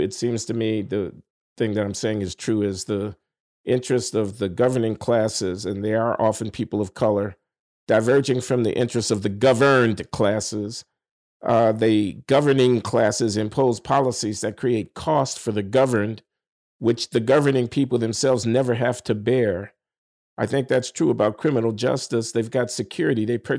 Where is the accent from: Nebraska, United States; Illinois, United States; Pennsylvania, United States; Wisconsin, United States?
Illinois, United States; Chicago; Chicago, my hometown